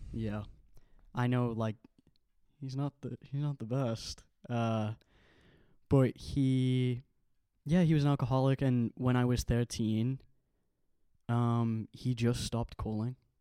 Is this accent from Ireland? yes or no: yes; Ireland; also born or lived in Manchester, England; now in Liverpool, United Kingdom; I was born in Ireland, grew up in Ireland, and when my parents split, my mom got custody of me and I came to England with her.